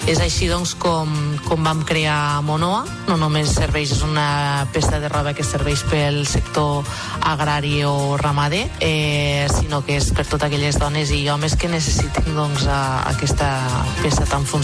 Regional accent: Golmés, Catalonia, Spain; de Golmés, del Pla d'Urgell.

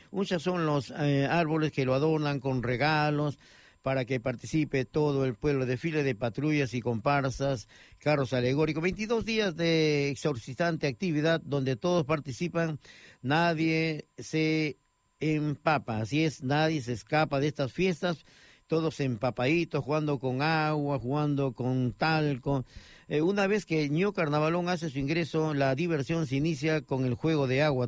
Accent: Cajabamba, Cajamarca, Peru; now in Baix Llobregat, Spain; la provincia de Cajabamba que me tiene eh, mucho sentimiento porque ahí fui donde pequeño crecí

